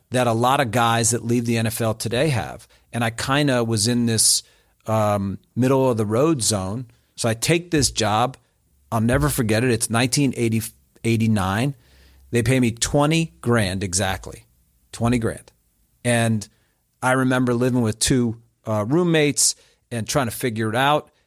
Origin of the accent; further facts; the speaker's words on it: New Jersey, United States; also born or lived in Springfield, Ohio; now in Atlanta, United States; I grew up in Central Jersey, which is kind of like its own deal.